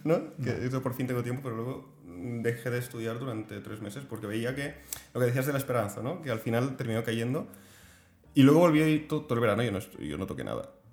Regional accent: Spain; como español

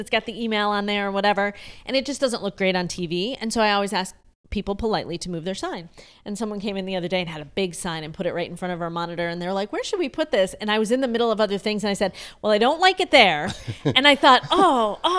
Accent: outside of Syracuse, upstate New York, United States; also born or lived in Rochester, New York / Buffalo, New York / Fredonia, New York; now in Charlotte, United States; I grew up outside of Syracuse

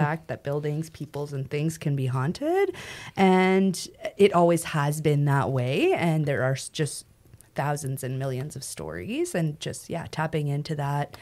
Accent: Western Canada, Canada; I'm from Western Canada

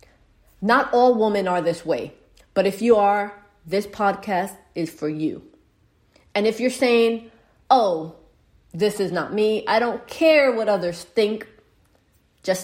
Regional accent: New York City, New York, United States; Growing up in the Bronx, New York, I lived in a house

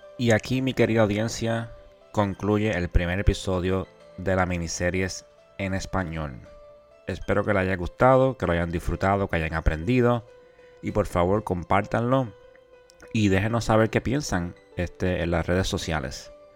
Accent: Puerto Rico; moved away as an adult; now in Florida, United States; nacido y criado en Puerto Rico

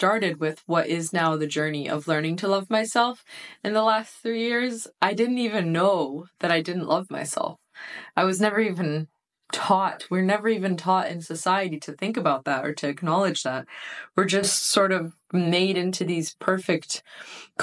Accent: United States; being a first generation born in the United States from immigrant parents. My parents immigrated to the United States from Iran in the 80s.

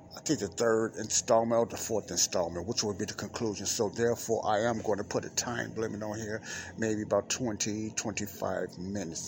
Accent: Chicago, Illinois, United States; here in Chicago, my hometown

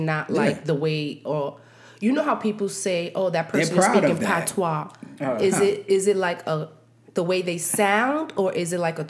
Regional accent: New York City, New York, United States; I'm from Brooklyn

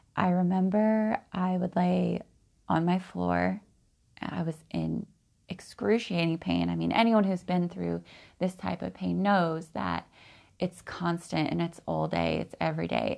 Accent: Oregon, United States; Growing up in Oregon, I've always been a bit eccentric

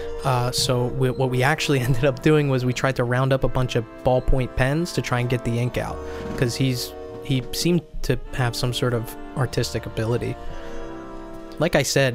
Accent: Minnesota, United States; moved away; I'm from Minnesota, yeah. But I haven't lived here for a long time

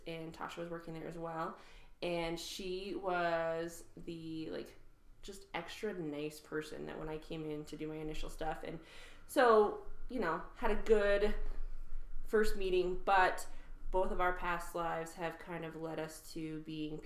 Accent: Wyoming, United States; Born and raised in Wyoming

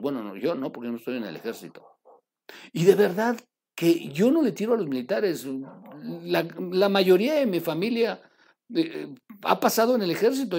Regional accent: Mexico; Nosotros como mexicanos

